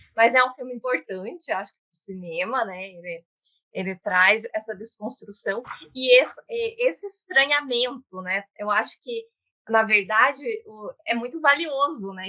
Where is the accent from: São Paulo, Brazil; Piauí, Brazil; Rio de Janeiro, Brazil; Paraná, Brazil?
Paraná, Brazil; Curitiba; eu sou, aqui de Curitiba